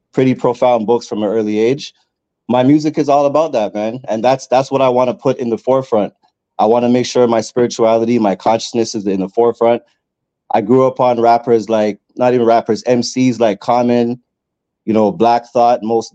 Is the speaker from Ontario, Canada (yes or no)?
no; Edmonton, Alberta, Canada; now in Toronto, Canada; I'm from Toronto by way of a city you probably never heard of called Edmonton